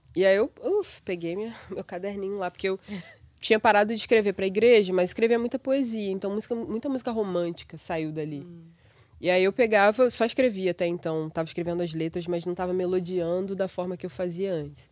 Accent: Paraíba do Sul, Rio de Janeiro, Brazil; moved away as an adult; now in New York, United States; Eu sou de Paraíba do Sul, de uma cidade minúscula no interior do Rio

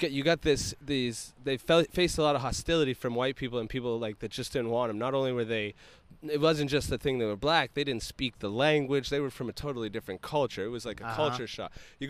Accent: Lewiston, Maine, United States; moved away; my town where I'm from. We're considered the asshole of Maine.

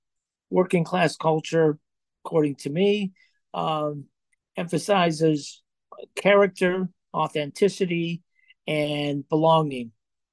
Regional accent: Johnstown, Pennsylvania, United States; Yeah, I grew up in Johnstown, Pennsylvania, in a steelworker family with a lot of steelworker uncles and neighbors, and in a steel town, was a steel town then.

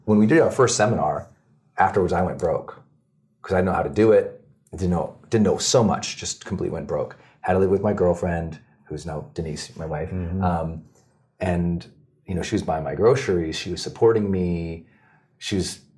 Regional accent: Montana, United States; Growing up in Montana, we just had nothing

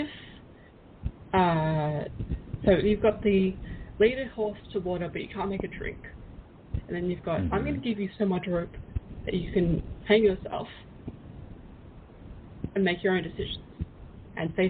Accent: Australia; I'm actually from Australia

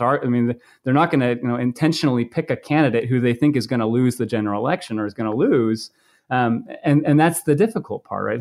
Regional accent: Maine, United States; now in Iowa, United States; I grew up in Maine

